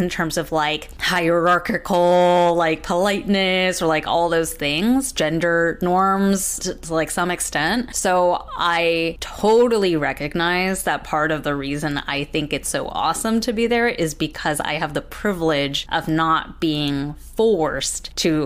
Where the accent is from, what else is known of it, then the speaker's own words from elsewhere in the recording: United States; We're American